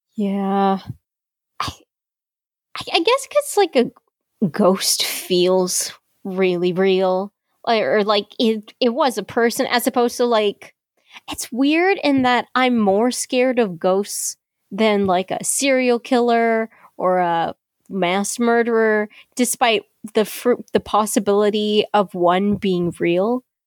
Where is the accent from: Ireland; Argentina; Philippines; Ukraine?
Philippines; I am Chinese Filipino, and I'm based in the Philippines